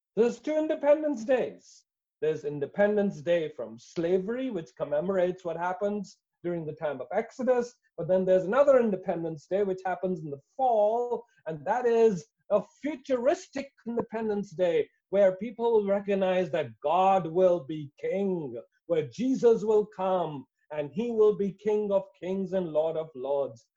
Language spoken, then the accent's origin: English; India; I come from India